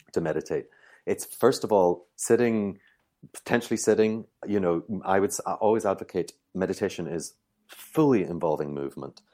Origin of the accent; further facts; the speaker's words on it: Ireland; I'm Irish